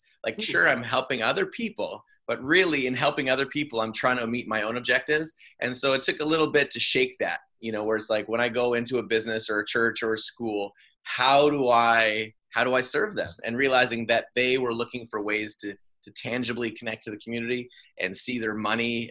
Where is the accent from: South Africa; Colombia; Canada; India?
Canada; I'm making a living as a Canadian entertainer